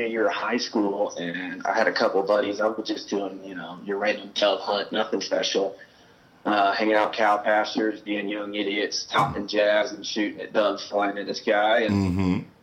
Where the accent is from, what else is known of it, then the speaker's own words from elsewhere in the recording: Kansas City, Kansas, United States; also born or lived in Manhattan, Kansas; I grew up in Kansas City